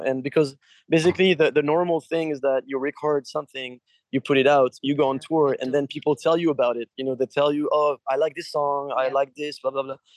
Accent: France; we're from Europe we're French

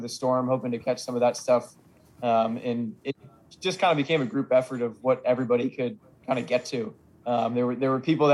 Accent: Massachusetts, United States; moved away; I saw one tornado in 20 plus years of growing up that came through Springfield that wasn't even that close to where I'm from in Massachusetts

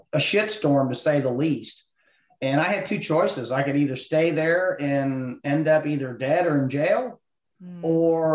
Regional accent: Ohio, United States; moved away as an adult; I was born and raised in Ohio

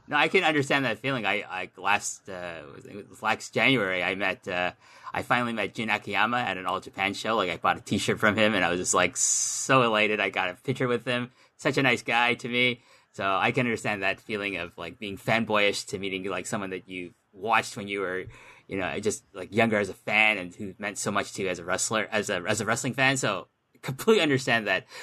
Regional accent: Canada; I'm Canadian

